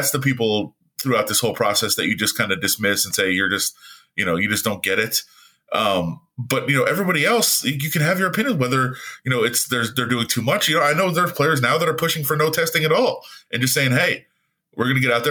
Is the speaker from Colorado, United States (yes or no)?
no; Las Vegas, Nevada, United States; me growing up in Las Vegas, you know, as a high school kid